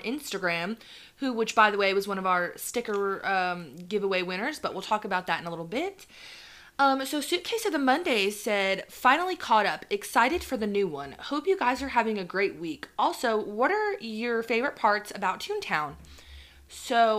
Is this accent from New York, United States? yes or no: yes; New York City, New York, United States; moved away